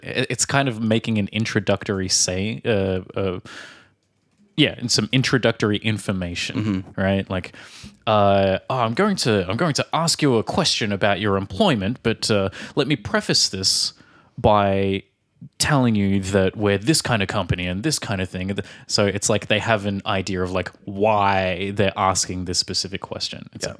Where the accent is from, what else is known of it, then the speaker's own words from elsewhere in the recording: Australia; moved away; from Australia.